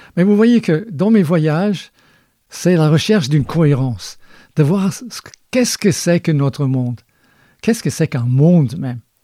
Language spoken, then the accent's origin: French; Scotland, United Kingdom; moved away; je suis né en Écosse